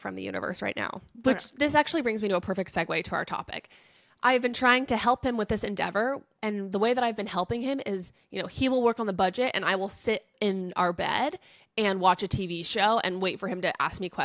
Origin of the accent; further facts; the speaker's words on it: United States; I'm an American and we call it soccer.